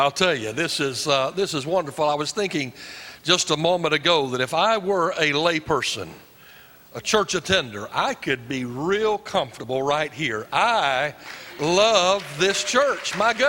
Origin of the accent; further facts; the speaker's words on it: Fayetteville, North Carolina, United States; I was raised in Fayetteville. So I'm a Fort Bragg brat and Pope Air Force Base.